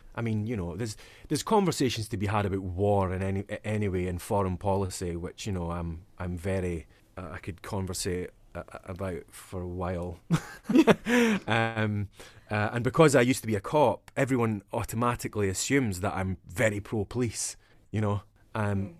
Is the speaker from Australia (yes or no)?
no; Dundee, Scotland, United Kingdom; accent: Dundonian; the east coast of Scotland where I'm from. So my accent is Dundonian